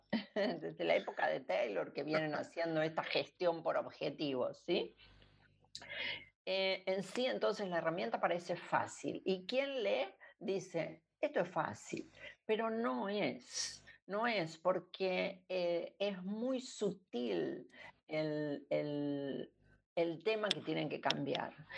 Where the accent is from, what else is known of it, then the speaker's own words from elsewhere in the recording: Argentina; yo soy argentina